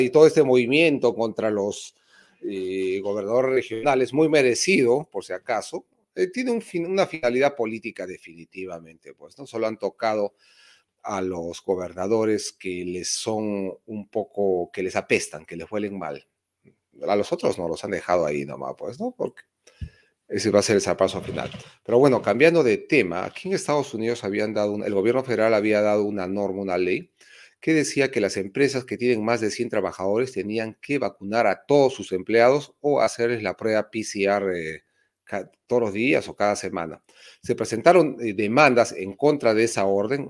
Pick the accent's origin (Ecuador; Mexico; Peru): Peru; Soy del Perú profundo y no lo niego, más bien estoy orgulloso, un hispano del Perú profundo